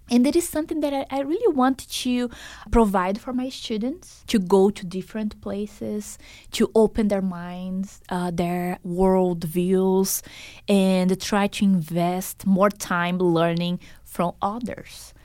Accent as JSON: {"language": "English", "country": "Brazil", "also_born_or_lived": "Boston, United States", "moved": "as an adult", "lives_now": "Las Vegas, United States", "said": "Brazil is my home country"}